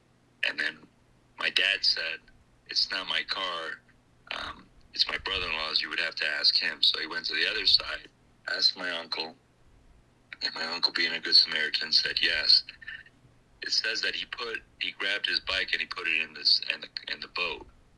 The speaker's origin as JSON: {"language": "English", "region": "New Jersey", "country": "United States", "said": "You from Jersey? I'm from Jersey."}